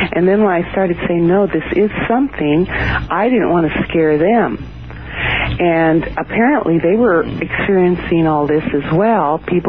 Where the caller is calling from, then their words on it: Alameda, California, United States; Morning, from Alameda, California, right outside of San Francisco.